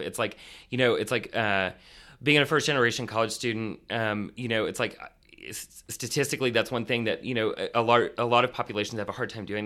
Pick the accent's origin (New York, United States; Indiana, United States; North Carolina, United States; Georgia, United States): Indiana, United States; rural; I grew up in rural Indiana